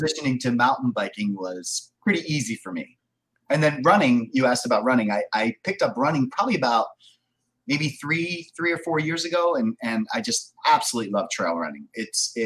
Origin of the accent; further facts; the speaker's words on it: Philadelphia, Pennsylvania, United States; Born and raised in the Philadelphia area. So right on the East Coast, if you're international, I'm on the East Coast in Pennsylvania and been here all my life